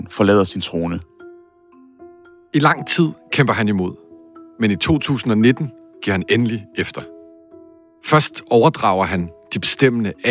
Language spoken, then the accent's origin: Danish; Skælskør, Zealand, Denmark; Altså, jeg kommer jo fra Skilskør, så øh, det er jo at de kender mig øh, alle sammen.